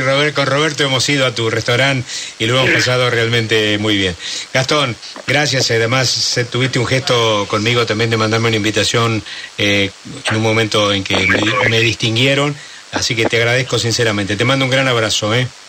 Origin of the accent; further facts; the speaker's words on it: Argentina; Nosotros los argentinos